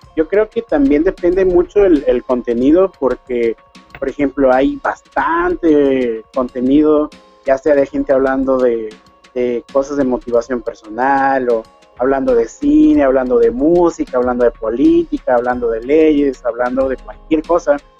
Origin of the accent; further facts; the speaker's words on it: Mexico; accent: Mexican; moved away as an adult; now in Ecuador; Mi esposa es de aquí de Ecuador, yo soy mexicano